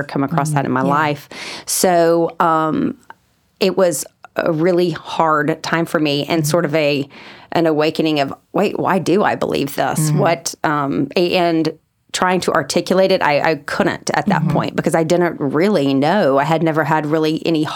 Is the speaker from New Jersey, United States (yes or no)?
no; Huntsville, Alabama, United States; moved away as an adult; also born or lived in Virginia; now in Birmingham, United States; I'm from Huntsville originally